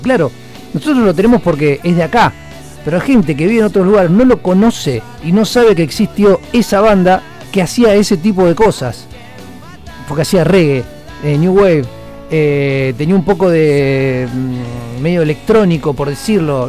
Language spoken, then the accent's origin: Spanish; Argentina; Yo soy de Argentina